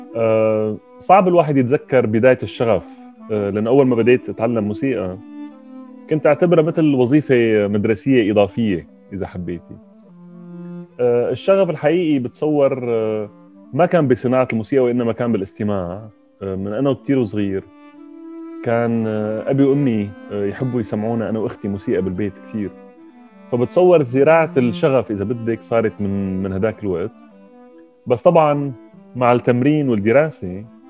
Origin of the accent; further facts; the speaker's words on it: Damascus, Damascus Governorate, Syria; moved away as an adult; انا من من دمشق وعشت بسوريا اول 24 سنه من عمري